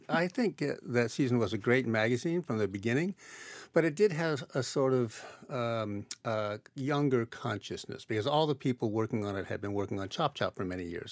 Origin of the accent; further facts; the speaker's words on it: Iowa, United States; when I was growing up in Iowa